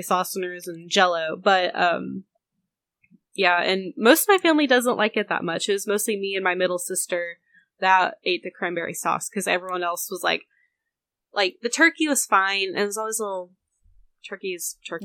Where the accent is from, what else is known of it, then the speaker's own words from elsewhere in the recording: the South, United States; I was raised in the South, but my family is not Southern.